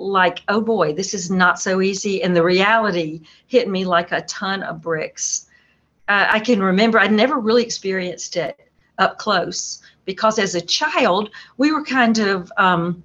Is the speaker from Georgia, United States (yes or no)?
yes; Atlanta, Georgia, United States; moved away as an adult; also born or lived in Boston / Belton, South Carolina; now in North Carolina, United States; I grew up in Atlanta